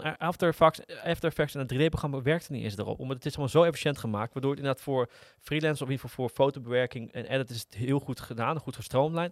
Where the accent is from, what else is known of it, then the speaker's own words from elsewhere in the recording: Netherlands; Als Nederlanders